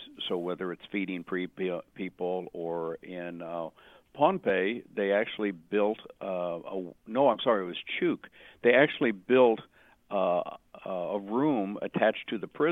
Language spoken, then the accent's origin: English; Portland, Oregon, United States; moved away; I came from Portland